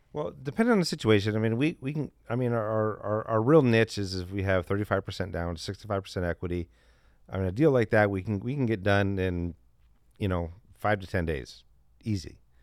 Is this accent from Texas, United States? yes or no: no; Detroit, Michigan, United States; I'm from the Midwest, too. too. Not from Chicago, but from Detroit.